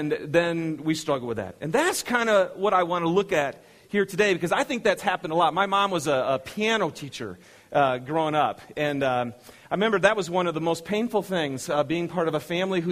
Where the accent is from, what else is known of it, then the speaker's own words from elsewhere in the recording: Michigan, United States; moved away; I'm from Michigan